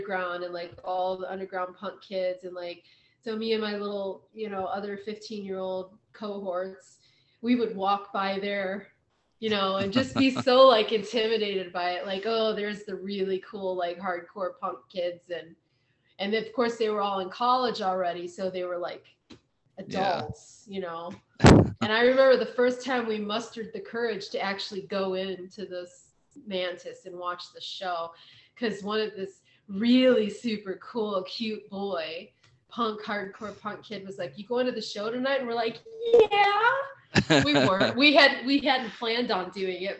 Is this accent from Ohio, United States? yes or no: yes; Kent, Ohio, United States; I grew up near Kent, Ohio